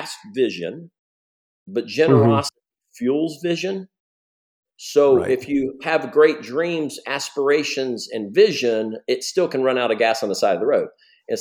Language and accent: English; Ohio, United States; moved away as an adult; also born or lived in Seattle, Washington; I grew up in Ohio